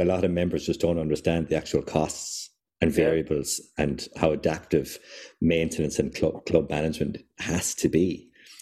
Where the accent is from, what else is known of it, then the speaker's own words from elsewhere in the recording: Kilfenora, Munster, Ireland; I'm from Kilfenora